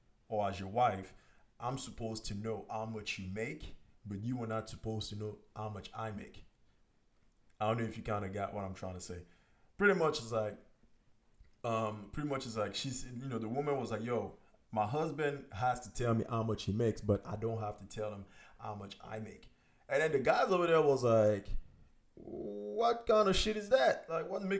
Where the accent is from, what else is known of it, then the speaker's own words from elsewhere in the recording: Cameroon; also born or lived in France; now in United States; I'm from Cameroon. I was born in Cameroon, you know, raised over there, raised in Europe, France, and then I'm here in the United States